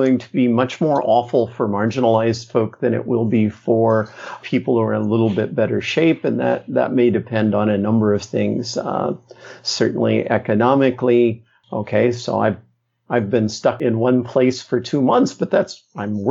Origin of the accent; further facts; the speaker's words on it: Midwest, United States; I grew up in the Midwest